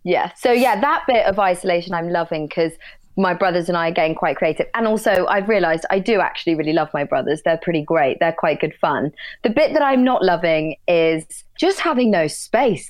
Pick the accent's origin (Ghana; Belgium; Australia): Belgium; Brussels, Brussels-Capital Region; moved away; I was born in Belgium